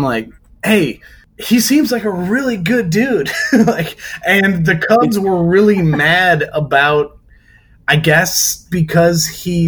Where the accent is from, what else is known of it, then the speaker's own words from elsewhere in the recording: Chicago, Illinois, United States; I grew up in Chicagoland